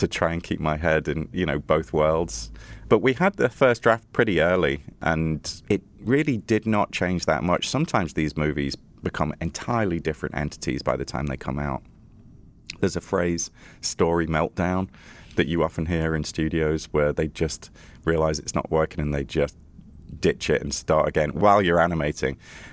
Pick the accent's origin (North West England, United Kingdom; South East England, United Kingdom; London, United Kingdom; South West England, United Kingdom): North West England, United Kingdom; Liverpool; now in United States; Originally, I'm from Liverpool, yeah. This is not a Liverpoolian accent. But I've been here a long time in the States, I think 13 years, but I'm still resolutely British.